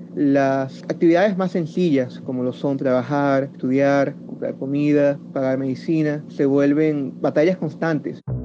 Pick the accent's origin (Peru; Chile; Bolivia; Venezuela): Chile; moved away; siendo chileno